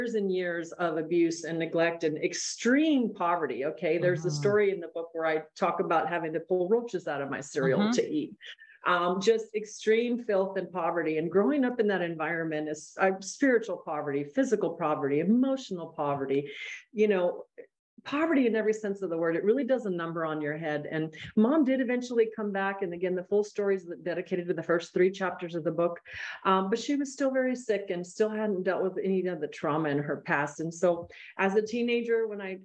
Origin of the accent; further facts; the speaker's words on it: El Paso, Texas, United States; now in Austin, United States; I'm a border town gal. I grew up in El Paso, Texas